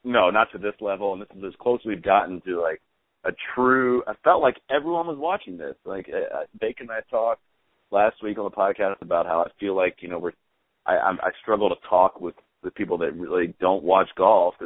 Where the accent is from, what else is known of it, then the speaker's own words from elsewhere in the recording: United States; I'm American